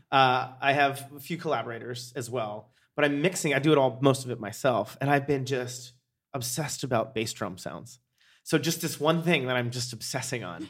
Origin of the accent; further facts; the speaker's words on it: Pennsylvania, United States; moved away; I grew up in Pennsylvania